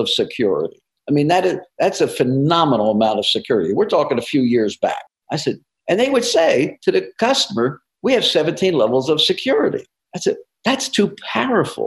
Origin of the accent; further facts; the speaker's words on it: New Jersey, United States; moved away; I'm from New Jersey originally